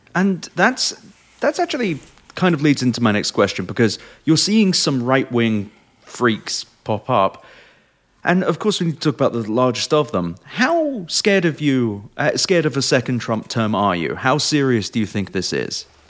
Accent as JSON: {"language": "English", "region": "England", "country": "United Kingdom", "tie": "born or raised there", "moved": "yes", "said": "I, I grew up in England"}